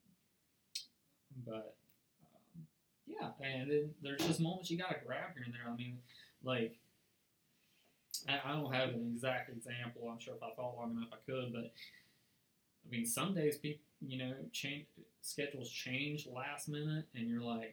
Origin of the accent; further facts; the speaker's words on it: United States; accent: country; my country accent